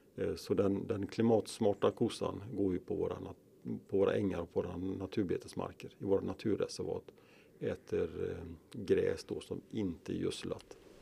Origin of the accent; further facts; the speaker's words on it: Kungälv, Västra Götaland, Sweden; moved away as an adult; now in Skaraborg, Sweden; Jag är uppväxt i Bohus, Nödinge, Kungälv, västkusten alltså